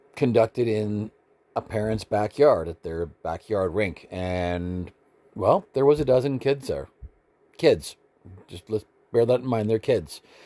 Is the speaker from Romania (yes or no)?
no; Canada